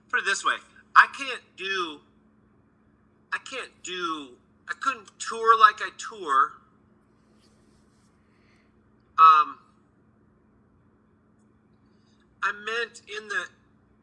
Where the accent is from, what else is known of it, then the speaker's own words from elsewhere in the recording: Minnesota, United States; also born or lived in Los Angeles, California; now in Nashville, United States; I grew up in Minnesota